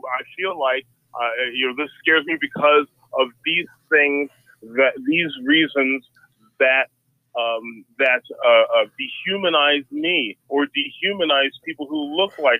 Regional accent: Ottumwa, Iowa, United States; born or raised there

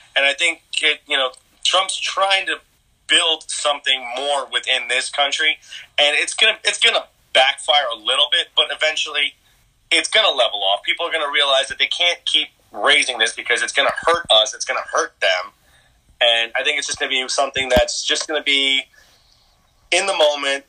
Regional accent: United States; I am an American

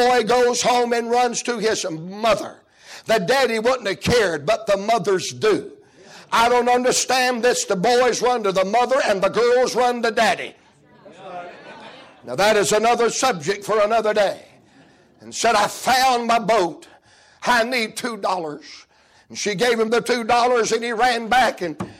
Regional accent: the South, United States; I'm a Southerner

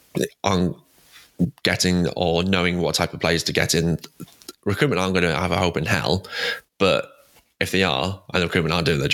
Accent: England, United Kingdom; I'm English

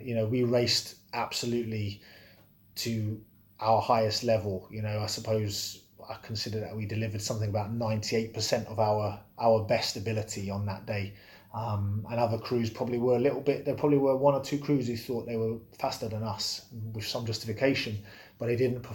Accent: Bedford, East of England, United Kingdom; I grew up in Bedford

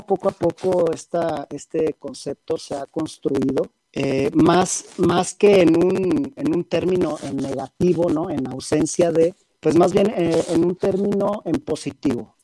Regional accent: Guadalajara, Jalisco, Mexico; moved away as an adult; now in Mexico City, Mexico; yo soy de Guadalajara, radico aquí en la Ciudad de México

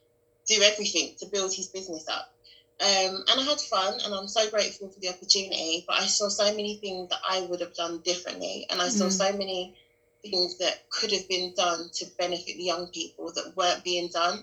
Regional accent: London, United Kingdom; I'm from Newham.

